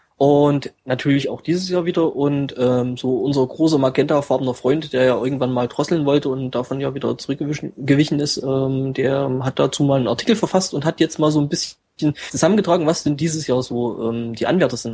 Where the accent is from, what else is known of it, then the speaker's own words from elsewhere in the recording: East Germany, Germany; bei uns im Osten